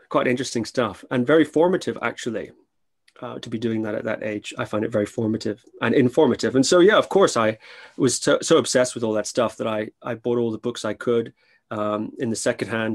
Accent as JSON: {"language": "English", "area": "Shetland Islands", "region": "Scotland", "country": "United Kingdom", "tie": "born or raised there", "said": "I grew up on the Shetland Islands, which is a little island north of Scotland"}